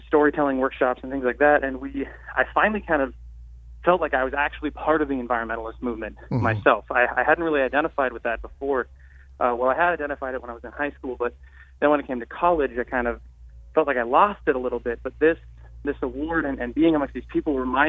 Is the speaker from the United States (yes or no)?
yes; Marin County, Bay Area, California, United States; moved away; I'm from the Bay Area, I'm from Marin County, and the Brower Institute and David Brower is a big name back home